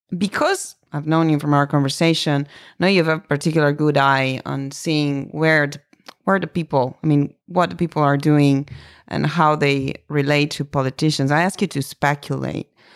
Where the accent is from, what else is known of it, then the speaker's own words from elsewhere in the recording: Italy; English is a second language; moved away; I'm from Italy, meaning I was really born there